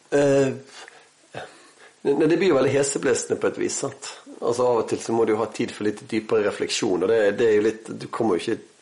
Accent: Bergen, Vestland, Norway; accent: Bergen dialect (bergensk); så lo jeg på bergensk

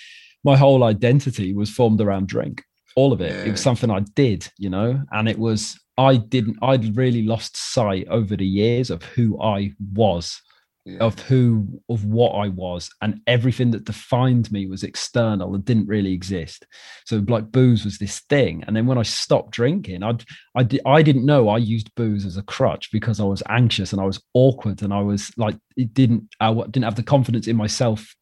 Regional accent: Wales, United Kingdom; moved away as an adult; I'm from Wales and I moved here.

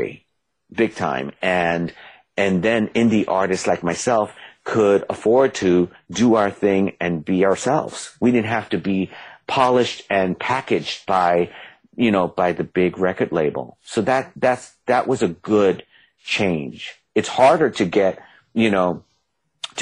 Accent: New York City, New York, United States; just like I'm from the Bronx

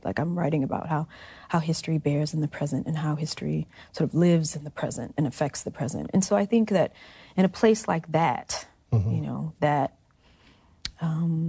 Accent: Mississippi, United States; moved away as an adult; I'm from Mississippi. I took Mississippi history when I was in seventh, eighth grade.

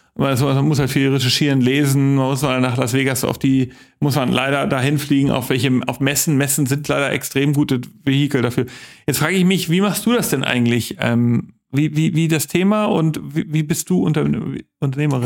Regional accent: West Hamburg, Germany; ich komme aus West-Hamburg

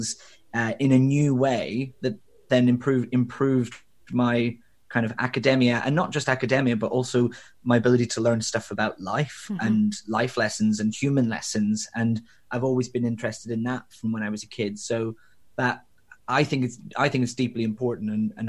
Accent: Belfast, Northern Ireland, United Kingdom; I grew up in Northern Ireland. I'm originally from Belfast, although my accent has long since diluted.

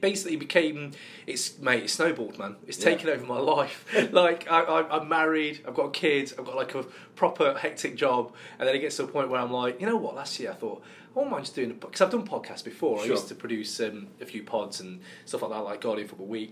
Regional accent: Yorkshire and the Humber, United Kingdom; I grew up in like an ex-pit village in Yorkshire

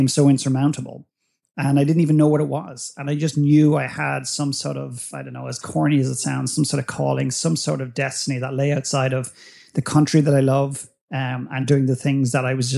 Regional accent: Dublin, Leinster, Ireland; growing up in Ireland, growing up in Dublin

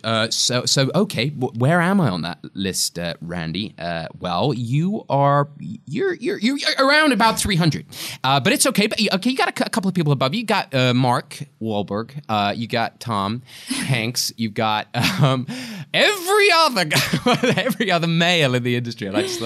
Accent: England, United Kingdom; being English again.

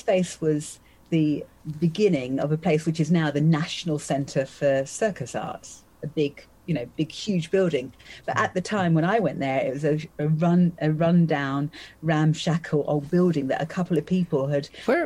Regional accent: Essex, East of England, United Kingdom; also born or lived in London; So I was born in London, and then I grew up in, in Essex

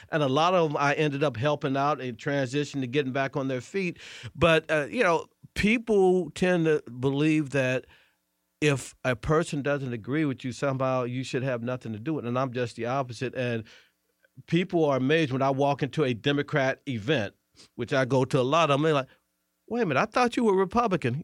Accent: St. Louis, Missouri, United States; moved away as an adult; also born or lived in Tulsa, Oklahoma; now in Washington, D.C., United States; I'm from Saint Louis.

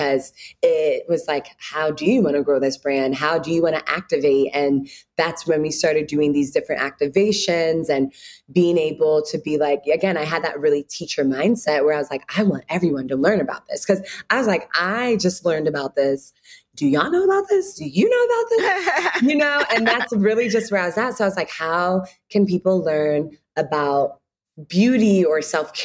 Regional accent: United States; also born or lived in Ghana / Chicago; I was born here in the States.

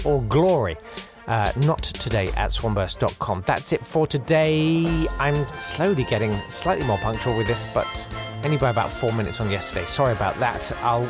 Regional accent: Kent, South East England, United Kingdom; I'm from Kent.

